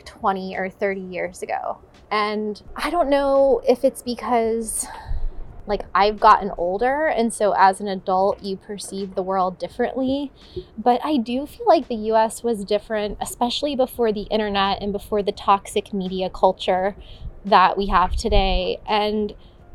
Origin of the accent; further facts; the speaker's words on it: Florida, United States; moved away as an adult; now in United Kingdom; in the town where I grew up in Florida, it was like a small town